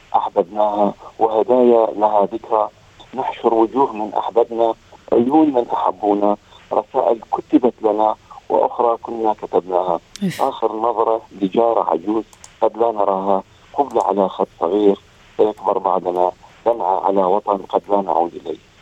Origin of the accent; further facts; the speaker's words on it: Iraq; moved away as an adult; also born or lived in Amman, Jordan; now in Australia; الهجره الثالثه التي حدثت لي هي عندما غادرت العراق الى عمان وسكنت في الاردن